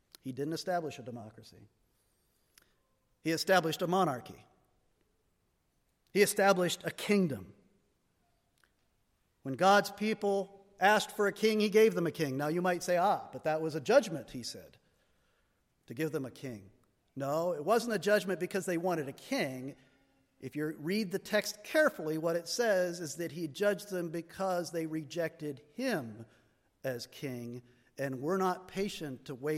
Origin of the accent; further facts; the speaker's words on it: United States; we Americans